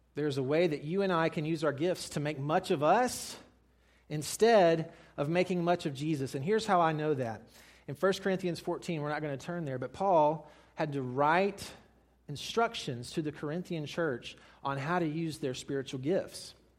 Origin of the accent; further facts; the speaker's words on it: Mississippi, United States; I'm from Mississippi